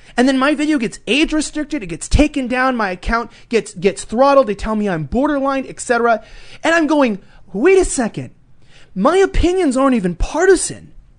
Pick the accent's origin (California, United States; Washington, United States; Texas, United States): California, United States; Los Angeles; accent: Valley Girl; growing up in Los Angeles